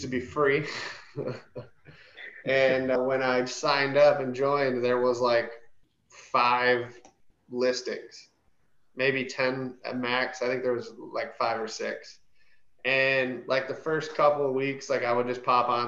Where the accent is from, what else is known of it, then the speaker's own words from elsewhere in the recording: Michigan, United States; moved away as an adult; now in Dallas, United States; I live here in Dallas. I'm from Michigan originally.